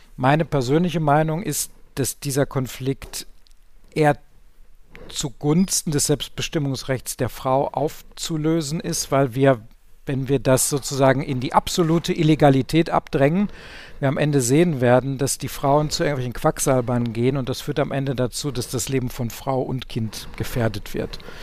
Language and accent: German; Ruhr area, North Rhine-Westphalia, Germany; ich komme aus dem Ruhrgebiet